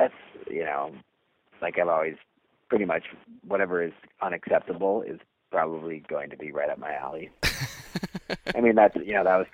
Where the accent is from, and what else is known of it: Milwaukee, Wisconsin, United States